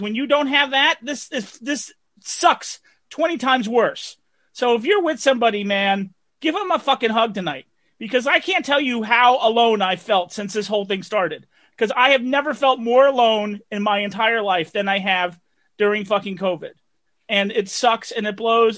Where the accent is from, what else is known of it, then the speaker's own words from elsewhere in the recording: New Jersey, United States; Growing up in Jersey